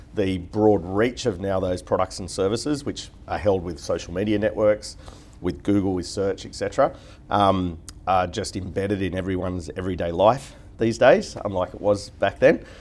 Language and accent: English; Newcastle, New South Wales, Australia; moved away as an adult; now in Sydney, Australia; I was from Newcastle originally and just did my university up there